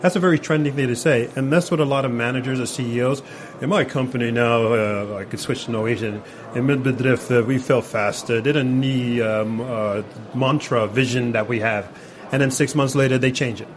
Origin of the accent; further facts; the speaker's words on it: New York City, New York, United States; now in Norway; I'm from New York City